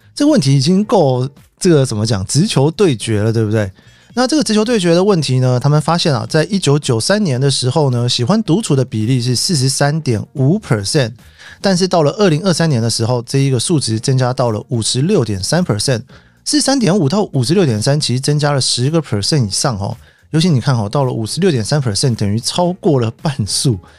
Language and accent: Chinese; Taipei, Taiwan; 我们家就从小住在台北嘛